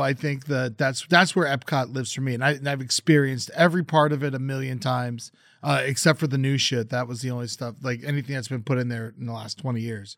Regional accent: South Florida, United States; I grew up in South Florida

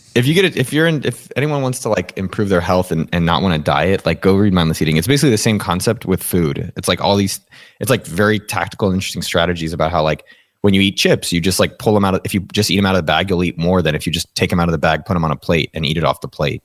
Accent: San Jose, California, United States; born and raised in San Jose, California, representing the four oh eight

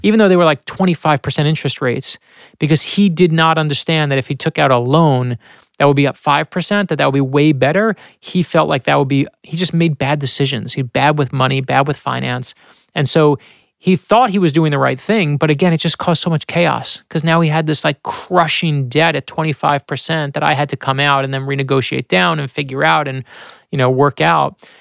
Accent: New York City, New York, United States; My, my, my family struggled with money when I was growing up in Brooklyn

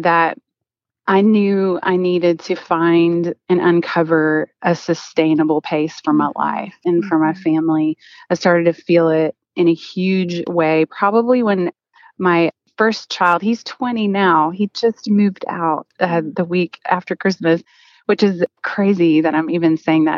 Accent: Oklahoma, United States; I'm originally from Oklahoma

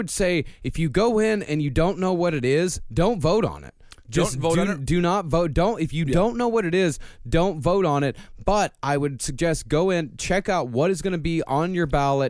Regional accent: Texas, United States; moved away; Same here in Texas.

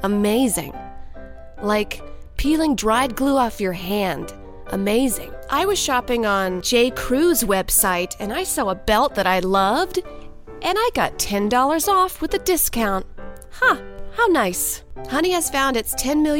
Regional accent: the South, United States; I'm from the South

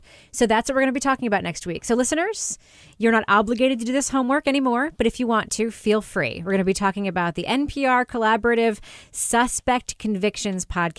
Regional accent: New Hampshire, United States; I'm from New Hampshire after all.

